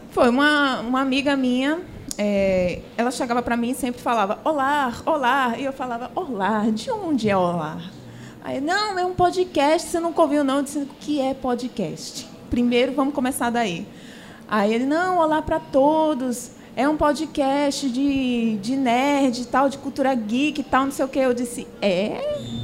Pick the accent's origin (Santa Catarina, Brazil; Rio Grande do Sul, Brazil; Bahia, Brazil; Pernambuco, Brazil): Pernambuco, Brazil; Eu sou a única pernambucana o, do trio